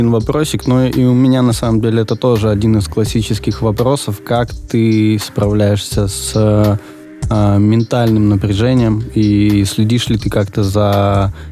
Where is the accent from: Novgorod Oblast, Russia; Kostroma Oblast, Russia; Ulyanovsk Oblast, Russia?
Novgorod Oblast, Russia; Veliky Novgorod; я из Великого Новгорода, и там примерно столько же людей.